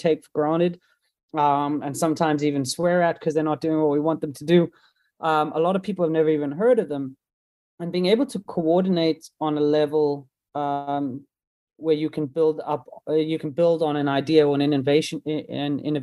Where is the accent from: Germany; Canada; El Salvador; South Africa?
South Africa; I'm from South Africa